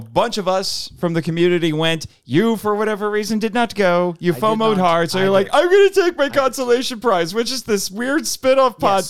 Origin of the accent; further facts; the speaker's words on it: Indiana, United States; So I'm from Indiana.